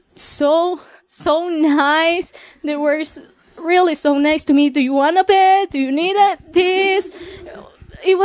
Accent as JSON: {"language": "English", "country": "Mexico", "second_language": "English", "said": "I'm from Mexico"}